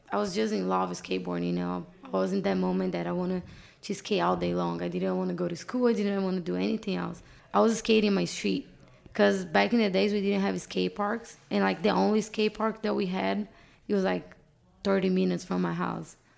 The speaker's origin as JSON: {"language": "English", "country": "Brazil", "second_language": "English", "moved": "as an adult", "lives_now": "Los Angeles, United States", "said": "My whole family is still back in Brazil"}